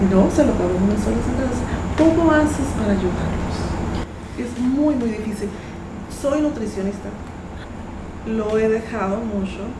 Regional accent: Mexico; now in Panama; yo soy mexicana

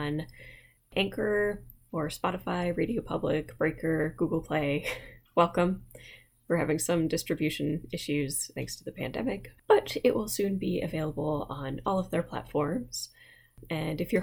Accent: United States; accent: American; my accent is not good, not to mention it's very American

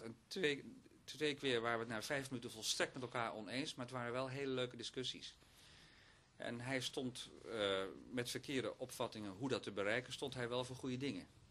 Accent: Oostburg, Zeeland, Netherlands; moved away; also born or lived in Sas van Gent; Zeeuws-Vlaamse achtergrond om precies te zijn

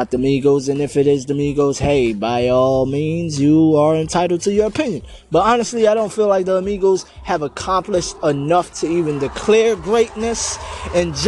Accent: United States; I'm from Jersey, New York, Staten Island, basically right there

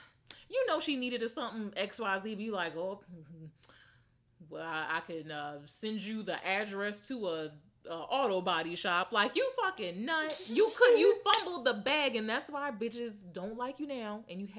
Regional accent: Philadelphia, Pennsylvania, United States; Yep, right in West Oak Lane. Shout out to Philly. I love my hometown.

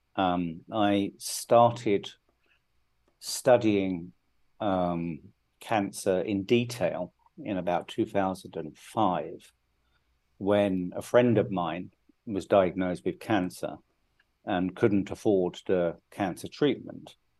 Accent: United Kingdom; moved away as an adult; now in India; I grew up in the UK. I'm I'm British

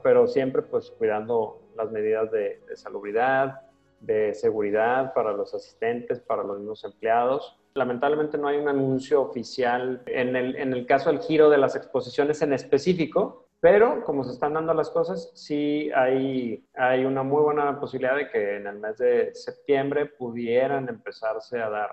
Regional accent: Guadalajara, Jalisco, Mexico; moved away as an adult; now in Monterrey, Mexico; Yo soy de Guadalajara. Vivo en Monterrey desde hace 15 años pero soy originario de Guadalajara.

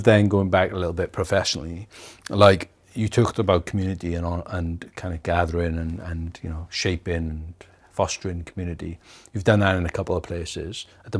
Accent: Wales, United Kingdom; accent: Welsh; also born or lived in Leeds; now in New Zealand; I still call it home, back home to Wales. But I'm from there.

